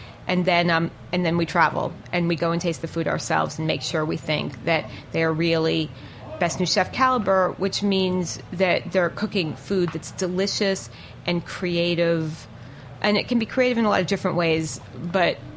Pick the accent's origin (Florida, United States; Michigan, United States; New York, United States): New York, United States; New York City; I'm from New York